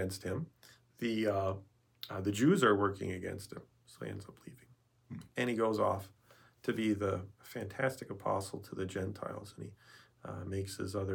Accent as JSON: {"language": "English", "region": "Wisconsin", "country": "United States", "said": "I'm from Wisconsin"}